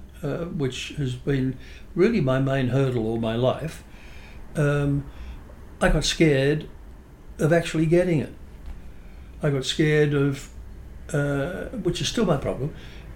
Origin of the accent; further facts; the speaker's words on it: Sydney, New South Wales, Australia; I was born and raised in Fairlight